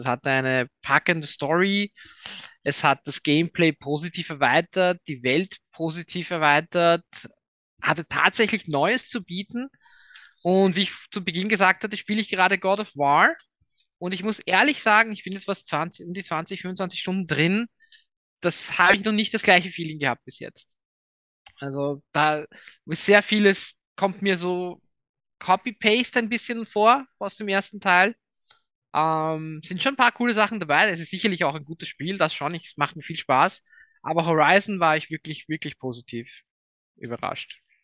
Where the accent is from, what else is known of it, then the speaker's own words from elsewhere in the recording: Vienna, Austria; ich bin aus Wien, äh, bin in Wien und hier ja, auch stationiert